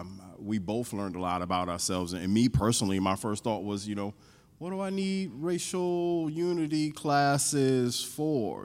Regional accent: North Carolina, United States; moved away; I grew up in North Carolina

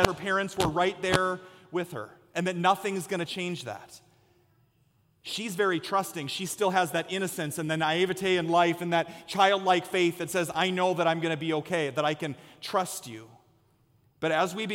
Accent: Story City, Iowa, United States; where I grew up in Story City in Ames, Iowa

